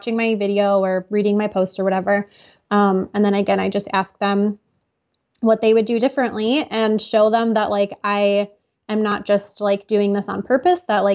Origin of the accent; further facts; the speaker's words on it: United States; I'm from the United States